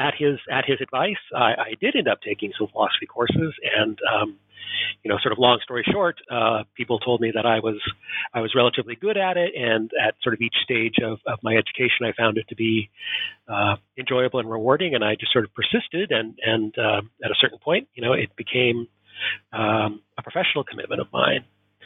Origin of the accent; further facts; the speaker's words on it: Portland, Oregon, United States; also born or lived in East Coast / Southern California; So as my accent betrays, I am not Scottish. I was born and raised in Portland, Oregon in the United States. But subsequent to my adolescence in Oregon, I lived in several regions of the U.S.